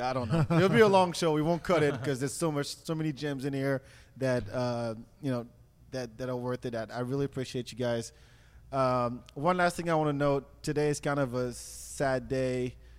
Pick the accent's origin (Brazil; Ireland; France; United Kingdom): France; English is a second language; now in United States; the first CD I ever bought as a teenager in France, and they taught me English.